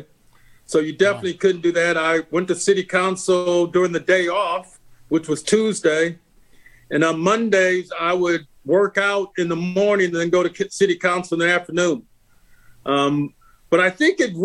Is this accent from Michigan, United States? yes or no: yes; Flint, Michigan, United States; moved away; I grew up in Flint